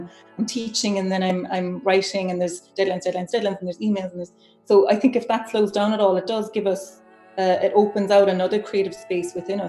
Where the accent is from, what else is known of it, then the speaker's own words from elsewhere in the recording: Cork, Munster, Ireland; moved away as an adult; also born or lived in Dublin; now in Glasgow, United Kingdom; I moved to Dublin from Cork after my undergrad to do my master's there